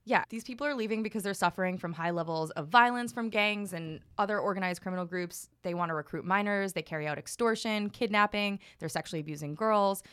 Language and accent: English; New York City, New York, United States; as a New Yorker